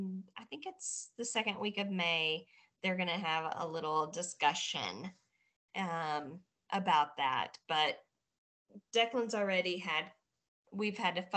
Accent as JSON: {"language": "English", "town": "Batesville", "region": "Arkansas", "country": "United States", "tie": "born or raised there", "also_born_or_lived": "Cave City, Arkansas", "moved": "yes", "said": "Originally from Arkansas. A little super country, small backwoods town, Batesville, Arkansas. That was where I was born and raised."}